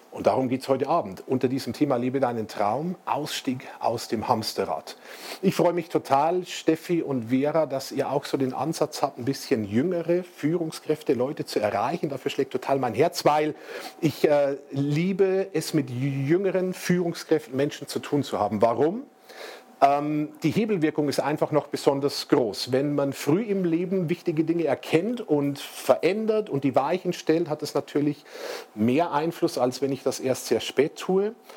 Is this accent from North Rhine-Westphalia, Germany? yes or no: no; Bavarian Forest, Germany; dem Bayerischen Wald. Vielleicht sagt Ihnen Regensburg was oder Passau? Also wir sind 75 Kilometer etwa östlich von Regensburg an der Grenze zu Tschechien. Das ist meine Heimat, wo ich aufgewachsen bin